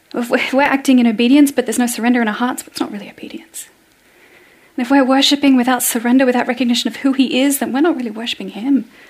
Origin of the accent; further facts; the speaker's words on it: Australia; moved away as an adult; now in Norway; as an Australian